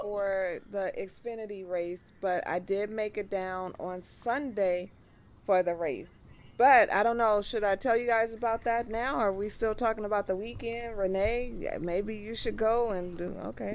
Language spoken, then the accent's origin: English; Los Angeles, California, United States; I'm from Los Angeles